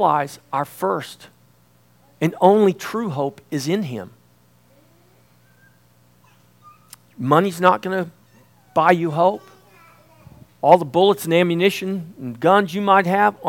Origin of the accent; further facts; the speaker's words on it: Indianola, Texas, United States; I'm from the Texas coast down in Indianola